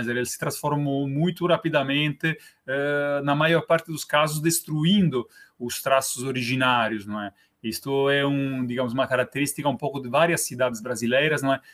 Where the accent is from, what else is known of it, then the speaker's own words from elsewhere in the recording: Rome, Lazio, Italy; Portuguese is a second language; moved away as an adult; now in Torres, Brazil; Eu, eu sou italiano, não é? Eu uh, nasci na Itália, em Roma